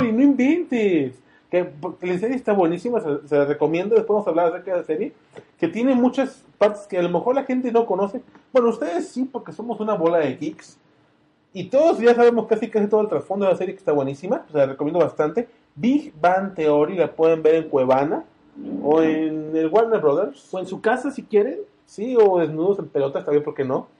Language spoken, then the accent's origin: Spanish; Guadalajara, Jalisco, Mexico; Creo que soy de Guadalajara